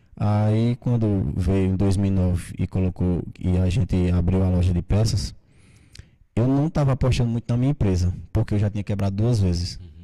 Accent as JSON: {"language": "Portuguese", "town": "Monteiro", "region": "Paraíba", "country": "Brazil", "tie": "born or raised there", "said": "eu sou nascido aqui em Monteiro, né? Meus pais também."}